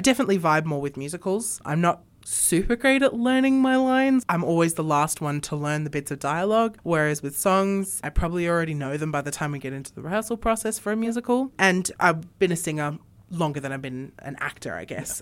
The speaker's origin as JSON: {"language": "English", "town": "Sydney", "region": "New South Wales", "country": "Australia", "tie": "born or raised there", "moved": "as an adult", "lives_now": "Armidale, Australia", "said": "I grew up in Sydney."}